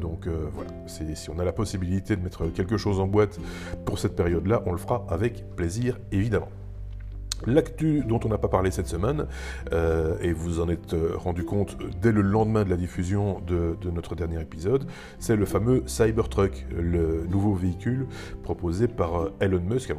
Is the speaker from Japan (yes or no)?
no; Belgium; chez nous, en Belgique et en France aussi